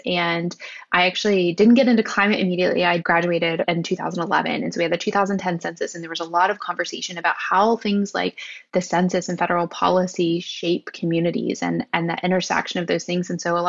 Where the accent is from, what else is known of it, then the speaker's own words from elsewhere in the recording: West Virginia, United States; moved away as an adult; also born or lived in Pittsburgh, Pennsylvania; I grew up outside of Canova in a place called Barker Hill. I grew up on the land where my grandfather was literally born. My grandparents were right there. It's a small town. It's West Virginia. And really not a primary coal region, but sort of a coal shipping area near Huntington, West Virginia.